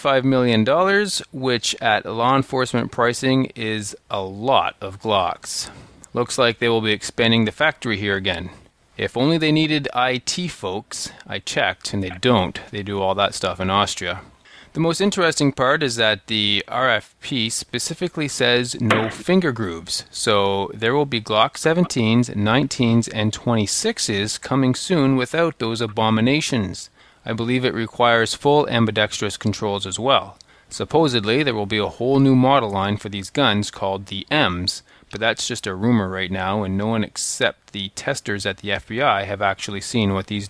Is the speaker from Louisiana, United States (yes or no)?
no; Boston, Massachusetts, United States; now in Smyrna, United States; Hey, guys, I'm originally from Boston, so guys includes you too, Kelly.